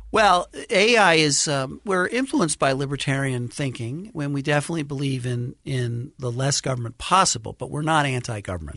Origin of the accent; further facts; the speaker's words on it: New York City, New York, United States; I grew up in Brooklyn, New York